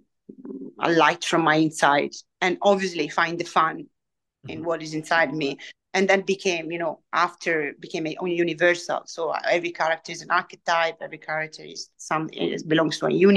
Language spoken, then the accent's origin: English; Italy; English is a second language